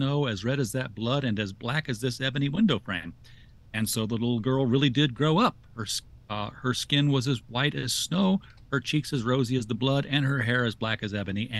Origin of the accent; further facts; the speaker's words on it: Arkansas, United States; I'm from Arkansas.